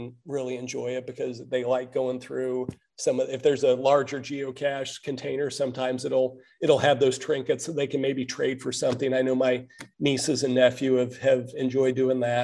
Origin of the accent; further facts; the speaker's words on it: Kansas City, Missouri, United States; moved away as an adult; now in Seattle, United States; I grew up in the Kansas City area, and I moved here to Seattle about 8 years ago